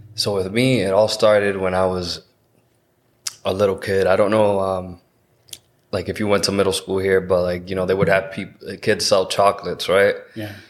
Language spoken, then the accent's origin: English; Massachusetts, United States; I'm born and raised here in Massachusetts